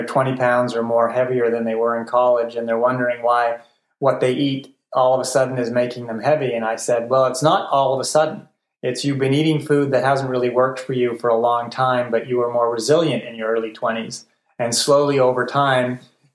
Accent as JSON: {"language": "English", "town": "Montreal", "region": "Quebec", "country": "Canada", "tie": "born or raised there", "said": "I grew up in Montreal, which means you live on donuts and poutine."}